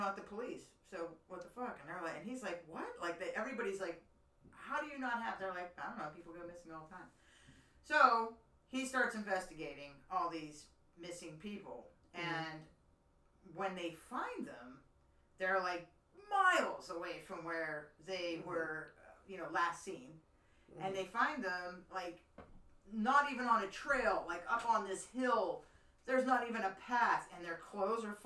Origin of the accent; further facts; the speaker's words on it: Pennsylvania, United States; growing up in Pennsylvania... at the Cascade Quarry